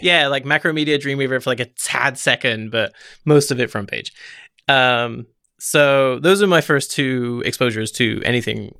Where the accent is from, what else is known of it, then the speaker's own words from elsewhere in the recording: Forest of Dean, South West England, United Kingdom; so I'm from the United Kingdom, and I'm from a tiny place called the Forest of Dean